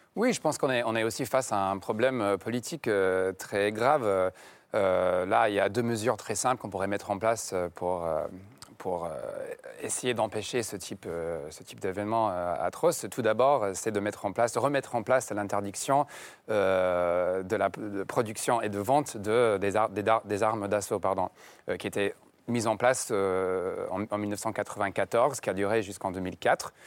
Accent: Connecticut, United States; French is a second language; le Connecticut, j'ai, là où j'ai grandi

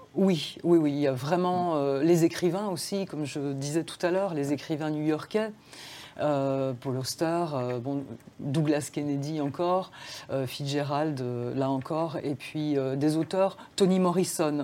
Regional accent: Dijon, Bourgogne-Franche-Comté, France; first language Serbian; French is a second language; also born or lived in Serbia; j'ai vécu à Dijon. Je vivais à Dijon, je suis née en France. Euh, je passais deux mois par an en Serbie

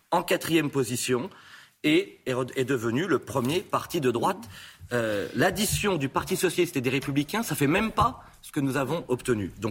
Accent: France; moi je viens de la France des classes moyennes, j'ai grandi pendant euh, près de 17 ans dans un quartier populaire

